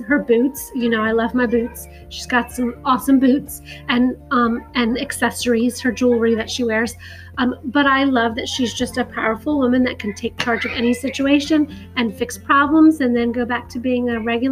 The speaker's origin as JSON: {"language": "English", "region": "North Carolina", "country": "United States", "tie": "born or raised there", "moved": "yes", "lives_now": "Philadelphia area, United States", "said": "I grew up in North Carolina"}